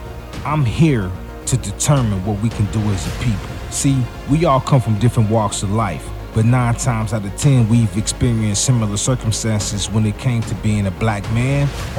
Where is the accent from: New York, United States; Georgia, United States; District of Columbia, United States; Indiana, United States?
Georgia, United States; Fort Benning; born there; Due to the fact that my father was in the United States Army, I was born in Fort Benning, Georgia, to be exact.